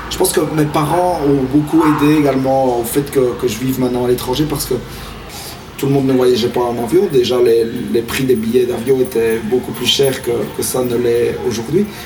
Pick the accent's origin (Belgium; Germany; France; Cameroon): Belgium; now in Spain; Je suis en Espagne, je viens de Belgique, j'ai vécu en Australie, en Nouvelle-Zélande, en Belgique, en Irlande, à Malte et en Espagne.